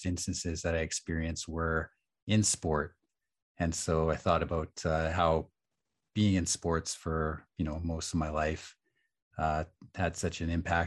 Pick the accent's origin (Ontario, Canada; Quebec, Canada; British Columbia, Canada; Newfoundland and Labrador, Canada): British Columbia, Canada; Nanaimo; also born or lived in Edmonton, Alberta / Musqueam; I was born in Edmonton and I lived there for several years. So I was about 8, and then I moved to Nanaimo, and spent the winters in the school year rather in Nanaimo